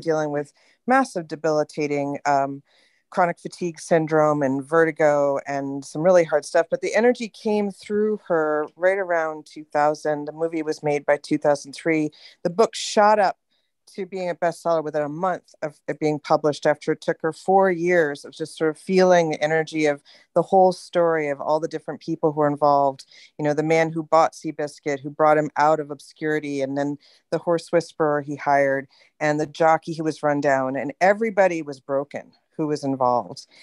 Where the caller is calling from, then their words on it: California, United States; I'm calling from California.